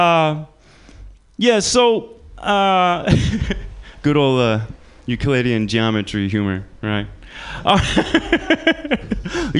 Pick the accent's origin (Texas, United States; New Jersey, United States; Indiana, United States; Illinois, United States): Indiana, United States; moved away as an adult; also born or lived in China; now in San Francisco, United States; I'm from Indiana